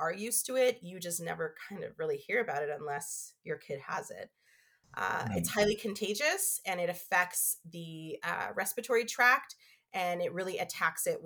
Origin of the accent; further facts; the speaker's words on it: Canada; also born or lived in Toronto / United Kingdom; now in Ottawa, Canada; I came back home to Canada and I started working in marketing